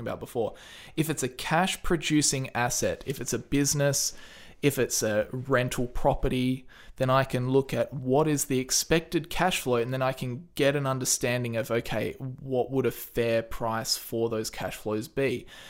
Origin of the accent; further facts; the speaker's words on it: Australia; It feels pretty awesome because we don't have much coronavirus.